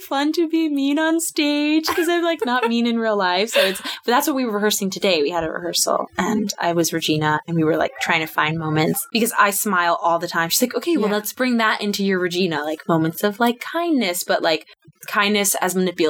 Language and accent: English; Florida, United States; moved away as an adult; also born or lived in Washington Heights, New York; now in New York City, United States; So I was actually born in Washington Heights, New York, and moved to Florida, grew up in Florida.